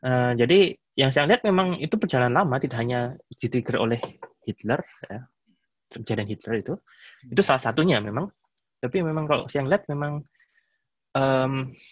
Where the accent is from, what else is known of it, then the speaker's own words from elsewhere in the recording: Indonesia; now in Germany; saya ini eh, orang Indonesia, gitu ya. saya bukan orang Jerman